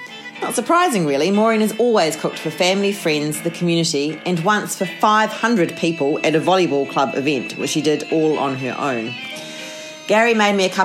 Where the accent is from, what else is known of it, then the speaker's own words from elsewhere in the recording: New Zealand; now in Australia; I'm from New Zealand